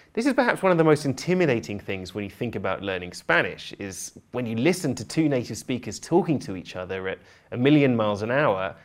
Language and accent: English; United Kingdom; also born or lived in Barcelona; I'm British polyglot